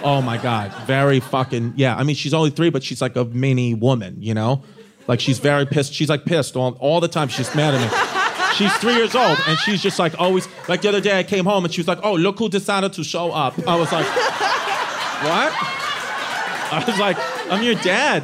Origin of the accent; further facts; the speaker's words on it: New York City, New York, United States; I'm from Brooklyn